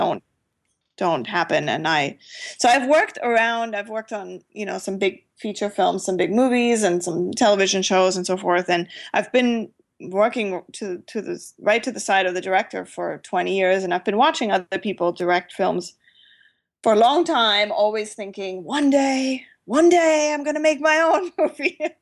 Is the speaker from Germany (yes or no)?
yes; Germany; moved away; I grew up in Germany where we don't really have much of general aviation